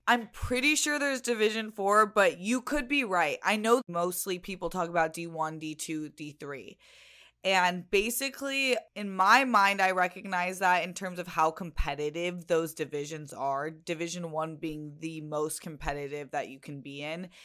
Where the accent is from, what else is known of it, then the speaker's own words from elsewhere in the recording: Chula Vista, California, United States; growing up in San Diego in Chula Vista